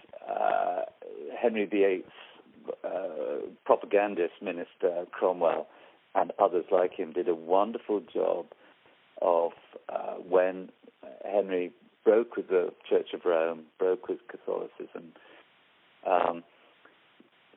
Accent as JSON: {"language": "English", "town": "York", "region": "Yorkshire and the Humber", "country": "United Kingdom", "said": "I come from Yorkshire, from York, where the march started"}